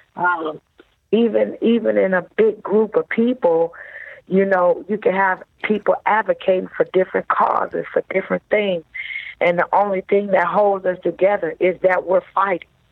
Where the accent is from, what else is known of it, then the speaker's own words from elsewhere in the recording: Detroit, Michigan, United States; I grew up in Detroit, Michigan